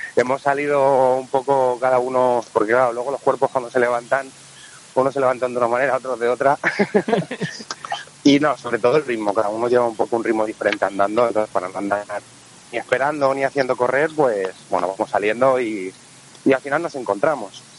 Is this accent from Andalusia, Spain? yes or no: no; Madrid, Community of Madrid, Spain; accent: vallecano; mi inglés vallecano